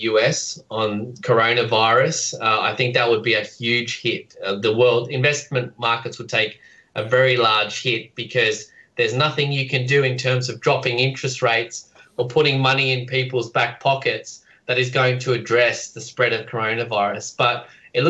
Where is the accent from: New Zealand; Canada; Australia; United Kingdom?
Australia; as Australians